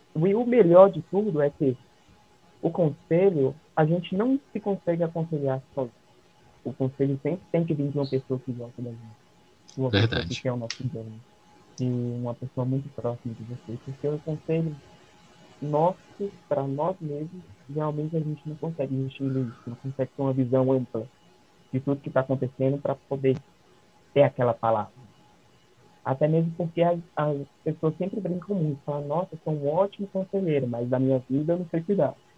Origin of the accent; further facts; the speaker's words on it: Brazil; nós, como brasileiros